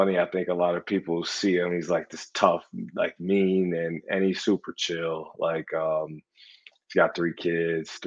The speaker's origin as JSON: {"language": "English", "town": "Milwaukee", "region": "Wisconsin", "country": "United States", "moved": "yes", "said": "my home state, 10 minutes from my house"}